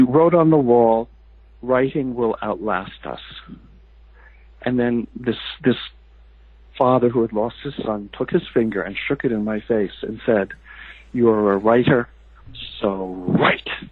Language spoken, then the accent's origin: English; New Jersey, United States; moved away as an adult; also born or lived in Boston; now in California, United States; having moved away from my my family community in New Jersey, I, I lived in Boston for many years, and now I live in California